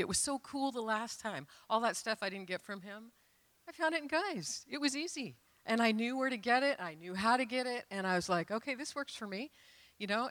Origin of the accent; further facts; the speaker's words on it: Renton, Washington, United States; I grew up in Renton